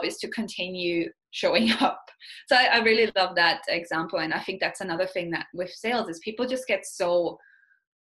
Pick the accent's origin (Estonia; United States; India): Estonia; moved away as an adult; also born or lived in Austria / New Zealand; now in Canada; I'm from Estonia, which is basically like when I was growing up, it was still the Soviet Union in a way